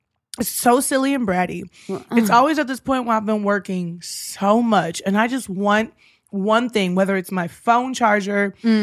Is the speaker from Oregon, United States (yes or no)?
no; Houston, Texas, United States; also born or lived in Minnesota; now in Los Angeles, United States; I'm from Houston.